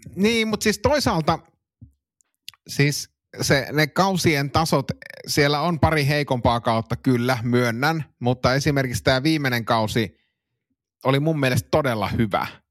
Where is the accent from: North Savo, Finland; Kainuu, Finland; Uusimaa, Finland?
Kainuu, Finland; Suomussalmi; meillä Suomussalmella